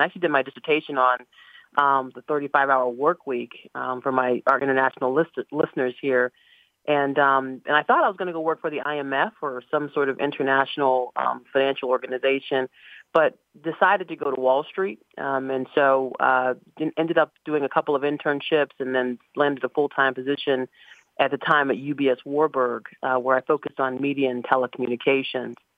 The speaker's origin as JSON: {"language": "English", "town": "Boston", "region": "Massachusetts", "country": "United States", "tie": "born or raised there", "also_born_or_lived": "Dallas, Texas / New Jersey", "moved": "as an adult", "lives_now": "Pittsburgh, United States"}